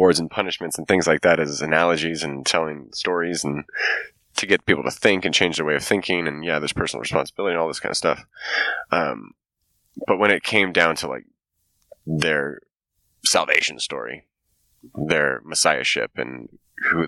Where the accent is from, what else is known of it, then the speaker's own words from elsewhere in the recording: United States; We're American